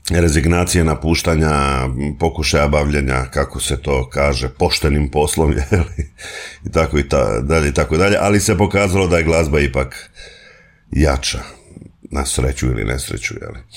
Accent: Slavonski Brod, Brod-Posavina County, Croatia; moved away as an adult; now in Zagreb, Croatia; Rođen sam u Slavonskom brodu, tamo sam uh, živio 25-26 godina.

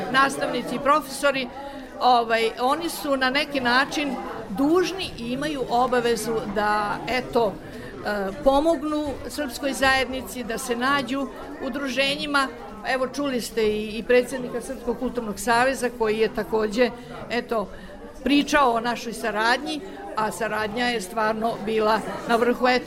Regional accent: Novi Sad, Vojvodina, Serbia; now in Switzerland; da ja mogu da uživam u mom Novom Sadu

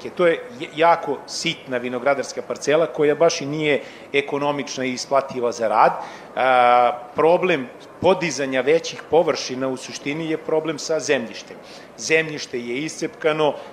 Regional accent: Serbia

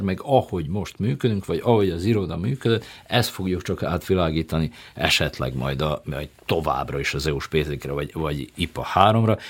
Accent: Subotica, Vojvodina, Serbia; Most én Szabadkáról jövök

